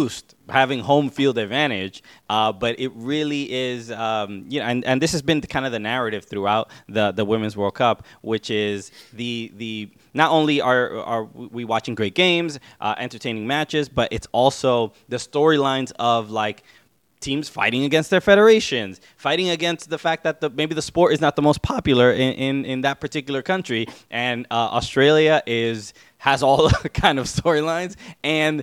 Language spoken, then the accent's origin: English; New York City, New York, United States; I grew up in Brooklyn. You know, son of Dominican immigrants